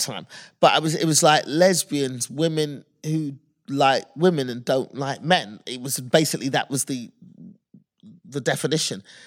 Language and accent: English; United Kingdom; moved away as an adult; now in United States; as a kid 'cause I'm British